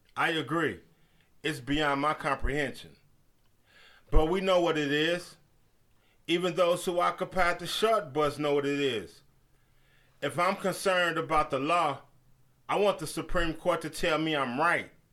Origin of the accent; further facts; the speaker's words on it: United States; We Americans